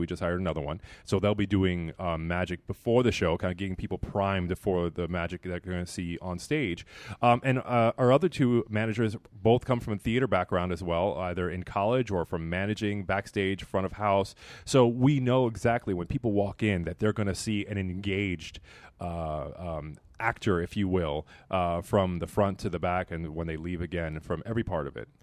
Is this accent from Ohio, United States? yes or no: no; Miami, Florida, United States; moved away as an adult; also born or lived in Belize; now in Pittsburgh, United States; being from Miami